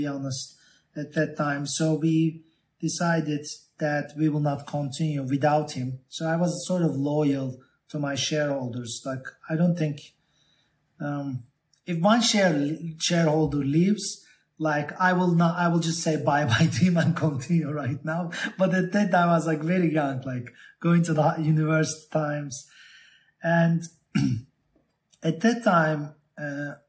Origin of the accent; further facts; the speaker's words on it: Turkey; also born or lived in Boston, Massachusetts, United States; I was born in Boston, and my mother and my father, my father studied in MIT, and my mother and father met in Boston, and we moved back to Turkey when I was very, very young, like 6 years old.